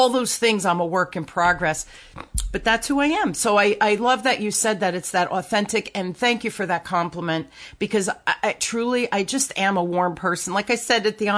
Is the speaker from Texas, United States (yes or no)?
no; New Jersey, United States; accent: Jersey; I grew up in North Jersey.